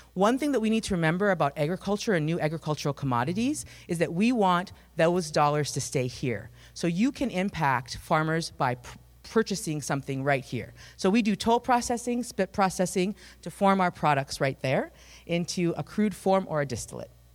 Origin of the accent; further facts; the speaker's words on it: Climax, Minnesota, United States; I am from Climax, Minnesota, um, which has a rich agricultural tradition